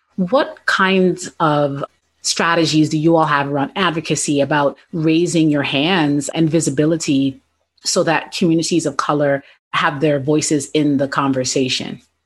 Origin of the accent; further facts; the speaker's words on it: New York City, New York, United States; I grew up in the South Bronx